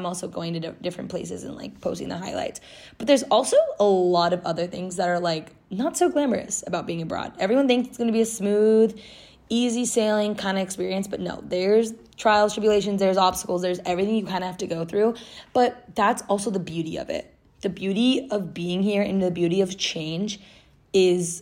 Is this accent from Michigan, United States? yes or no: no; Southern California, United States; moved away as an adult; now in London, United Kingdom; I'm from Southern California and I live in like more inland in SoCal, and it's very deserty